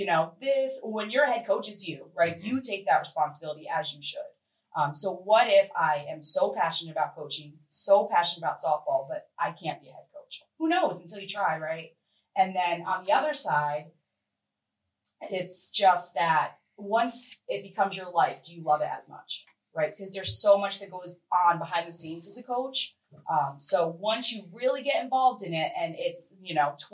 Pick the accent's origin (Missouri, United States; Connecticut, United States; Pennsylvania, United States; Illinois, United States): Connecticut, United States; Newtown; moved away; I'm from Connecticut.